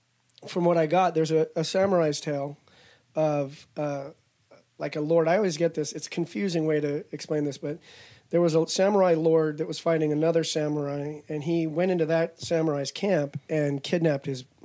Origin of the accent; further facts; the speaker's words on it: Mojave Desert, California, United States; also born or lived in Arizona; I was a desert rat. I was raised in the Mojave Desert